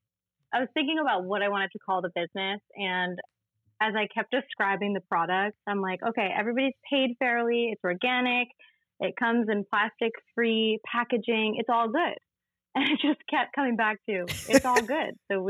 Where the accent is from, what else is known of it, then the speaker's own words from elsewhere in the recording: Connecticut, United States; born there; As you said, I was born in Connecticut, but I feel like a lot of my soul lives on the east end of Long Island where we met.